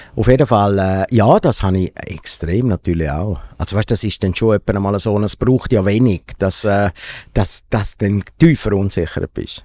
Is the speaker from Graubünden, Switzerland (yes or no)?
yes; Domleschg, Graubünden, Switzerland; irgendwo im Kanton Graubünden, im Domlesk, wo ich aufgewachsen bin